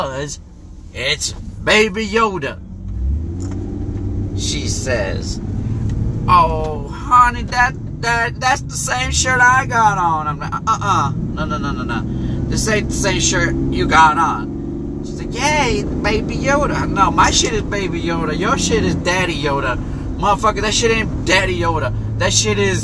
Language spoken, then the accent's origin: English; Chicago, Illinois, United States; moved away; I'm from Chicago